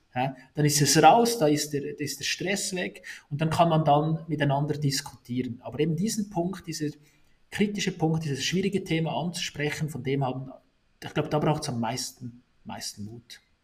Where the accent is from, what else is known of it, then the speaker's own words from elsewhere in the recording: Salgesch, Valais, Switzerland; accent: Walliser Dialekt; ich komme aus, aus Salkesch, Salkesch ist ein, ist ein Weindorf und da hast, äh, auch, mein, auch mein Großvater hat den Weinkeller und dann wächst du halt so auf